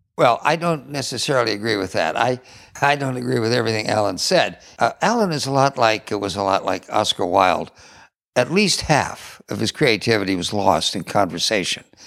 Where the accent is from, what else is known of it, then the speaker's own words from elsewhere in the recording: California, United States; I grew up here in California